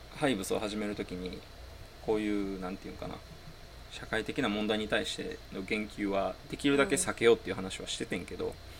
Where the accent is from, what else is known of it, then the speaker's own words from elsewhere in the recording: Japan; 在日韓国人でさ